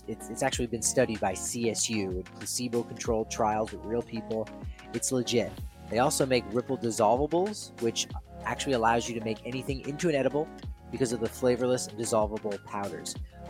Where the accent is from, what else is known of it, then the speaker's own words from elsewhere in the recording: New Jersey, United States; now in Colorado, United States; I'm originally from New Jersey, and so I know my way around a pizzeria